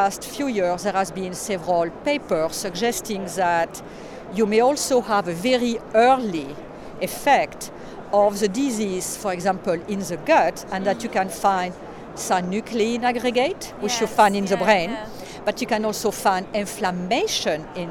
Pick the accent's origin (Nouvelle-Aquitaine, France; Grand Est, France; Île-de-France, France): Nouvelle-Aquitaine, France; Bordeaux; moved away as an adult; also born or lived in United States; now in Vancouver, Canada; I was born and raised in France, actually in Bordeaux